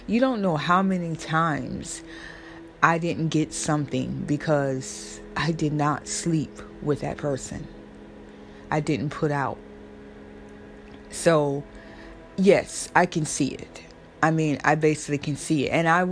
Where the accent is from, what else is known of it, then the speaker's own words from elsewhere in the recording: Florida, United States; now in New York, United States; I'm from Florida, but I live in New York right now